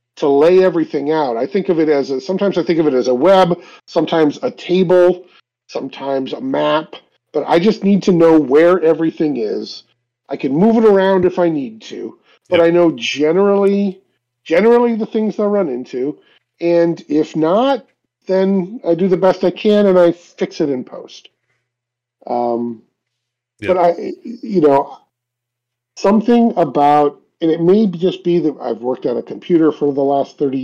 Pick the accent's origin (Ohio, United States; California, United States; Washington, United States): Ohio, United States; Cleveland; it's based in Cleveland. It's my hometown.